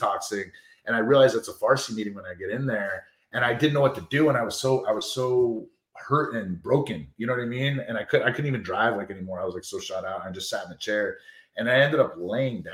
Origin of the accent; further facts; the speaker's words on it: New York City, New York, United States; I was from New York City too